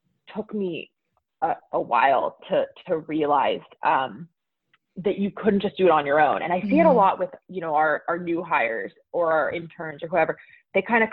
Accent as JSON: {"language": "English", "town": "Pittsburgh", "region": "Pennsylvania", "country": "United States", "tie": "born or raised there", "also_born_or_lived": "San Francisco", "moved": "as an adult", "said": "I grew up in Pittsburgh, Pennsylvania"}